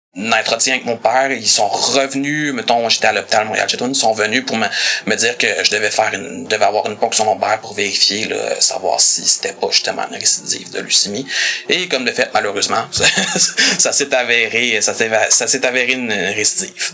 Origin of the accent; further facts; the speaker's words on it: Saint-Hubert, Quebec, Canada; Je suis d'originaire de Saint-Hubert. J'habite toujours là-bas